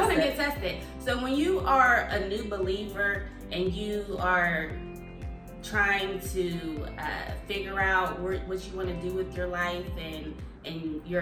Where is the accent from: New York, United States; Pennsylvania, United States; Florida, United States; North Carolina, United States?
Pennsylvania, United States; Pittsburgh; now in California, United States; we're both from Pittsburgh. We both moved from Pittsburgh to California